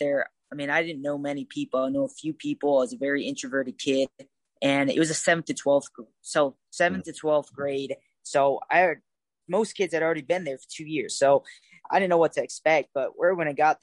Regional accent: Cleveland, Ohio, United States; moved away as an adult; I grew up in Cleveland, Ohio.

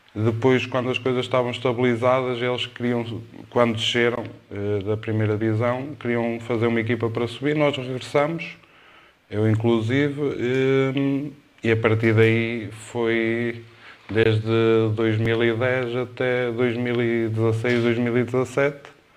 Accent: Cerva, Norte, Portugal; eu sou de Serba, eh, comecei nas camadas jovens

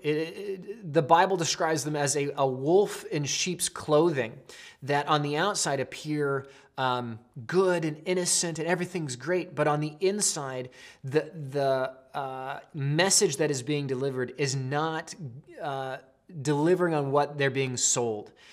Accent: Pacific Northwest, United States; growing up in the Northwest

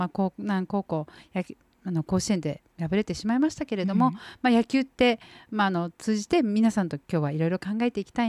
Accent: Gushikawa Higashi Junior High School, Okinawa, Japan; 牛川東中学校という出身なんですけ

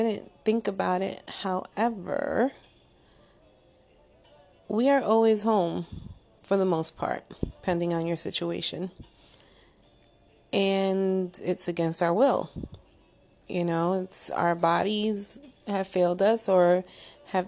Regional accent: Paterson, New Jersey, United States; accent: Jersey, New York; it's a Jersey, New York accent. And it is what it is. I am a Jersey girl from Patterson

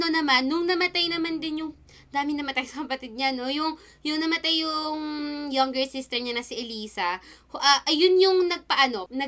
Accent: Philippines; Hoy! Pinoy ako!

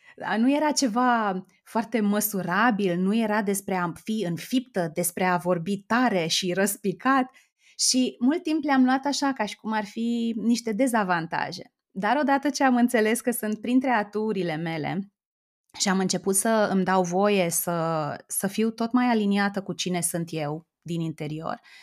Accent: Oradea, Bihor County, Romania; moved away as an adult; also born or lived in Timișoara; now in Bucharest, Romania; eu sunt din Oradea

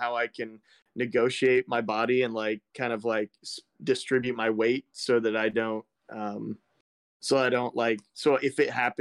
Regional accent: East Central Illinois, United States; East Central Illinois, in the middle of a cornfield. Just south of Chicago

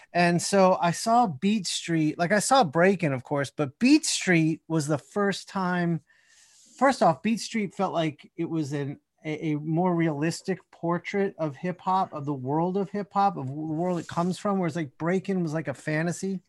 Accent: Columbia, Maryland, United States; also born or lived in North Jersey / Queens, New York / Washington, D.C.; now in Atlanta, United States; eventually settled in the suburbs outside of Washington in Columbia, Maryland, and that's where I spent most of my childhood

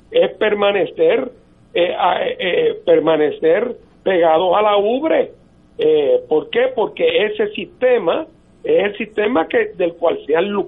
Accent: Puerto Rico

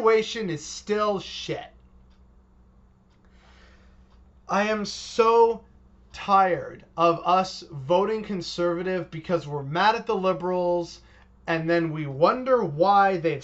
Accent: Canada

